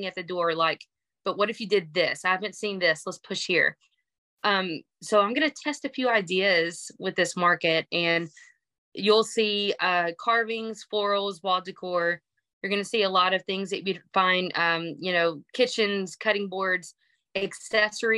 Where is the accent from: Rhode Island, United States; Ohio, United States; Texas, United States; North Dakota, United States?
Texas, United States; accent: twang; I'm from Texas. If you can't hear the banjo sound in my voice